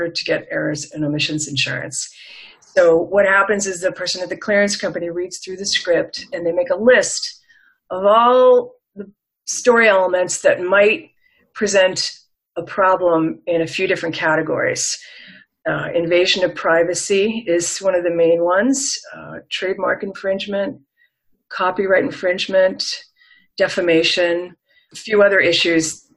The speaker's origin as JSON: {"language": "English", "region": "New England", "country": "United States", "also_born_or_lived": "Los Angeles", "moved": "as an adult", "said": "I was from New England originally"}